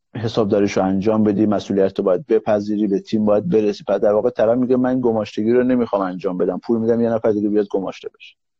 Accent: Mahabad, West Azerbaijan, Iran; تو شهر خودم مهاباد

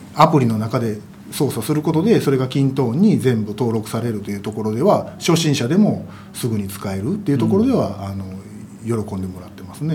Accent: Kansai, Japan; 私関西人ですけど

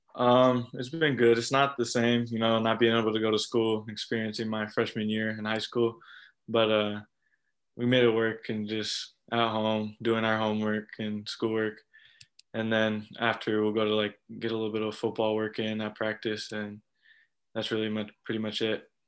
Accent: Southern California, United States; I'm from Southern California

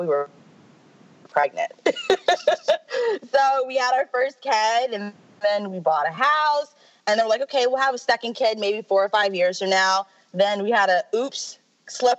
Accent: Houston, Texas, United States; now in Plymouth, United States; I'm from Houston

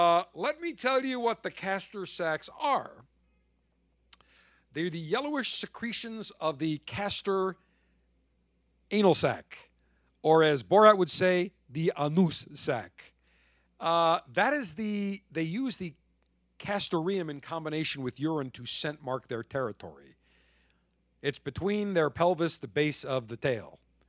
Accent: Vermont, United States; Bernard Sanders touring the dairy farms for Ben & Jerry's in my home state of Vermont.

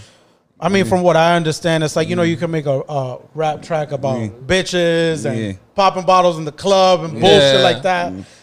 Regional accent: New York City, New York, United States; I never say I'm from Manhattan. I say I'm from Dykeman.

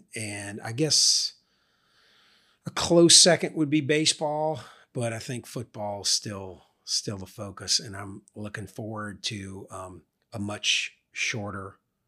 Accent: Louisiana, United States; It's part of the culture growing up in Louisiana.

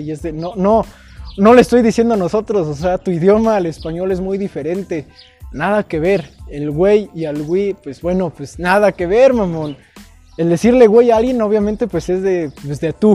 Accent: Mexico; Orgullosamente de Gilo

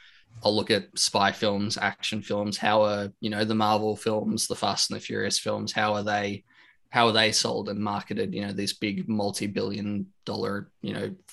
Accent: Australia; I'm from Australia, like yourself, born and raised, 27 years old

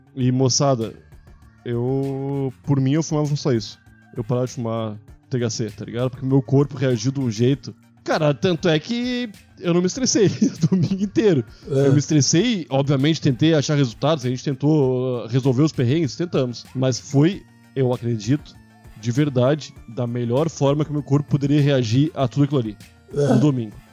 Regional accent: Brazil

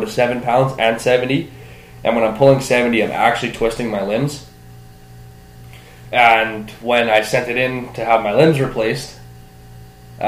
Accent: Canada

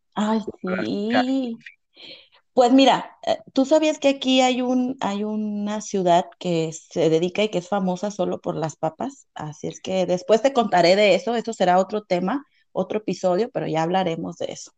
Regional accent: Mexico; now in Bulgaria

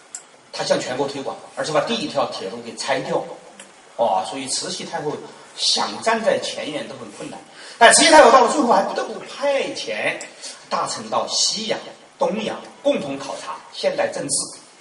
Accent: China; 我们中国人爱把西方区分为两个系统，

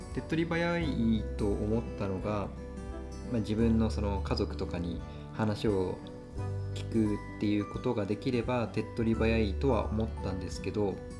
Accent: Kagoshima, Japan; 僕の実家は鹿児島

